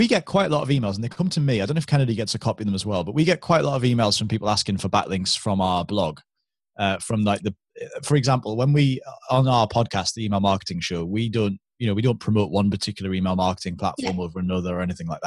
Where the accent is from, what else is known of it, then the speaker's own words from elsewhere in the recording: United Kingdom; because we're British